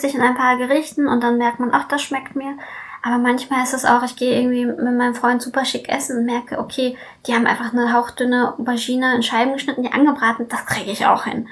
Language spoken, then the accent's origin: German; Hanover, Lower Saxony, Germany; moved away as an adult; also born or lived in Russia; now in Berlin, Germany; Ich komme ursprünglich aus Hannover. Mhm. Also ursprünglich komme ich aus Russland, aber meine Eltern wohnen auch in Hannover